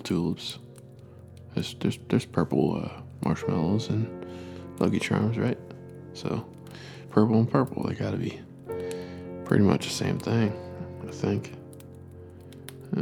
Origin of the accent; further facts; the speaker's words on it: East Coast, United States; I grew up on the East Coast